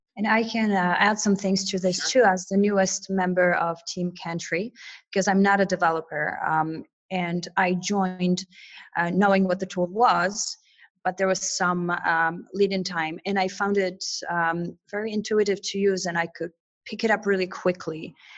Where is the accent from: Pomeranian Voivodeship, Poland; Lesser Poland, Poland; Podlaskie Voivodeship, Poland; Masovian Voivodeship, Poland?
Lesser Poland, Poland; Krakow; also born or lived in Chicago, United States; now in Paris, France; I was born in Krakow, Poland